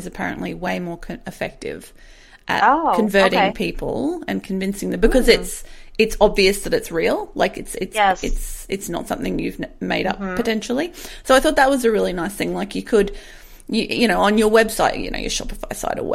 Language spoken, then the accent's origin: English; Australia; we're Australian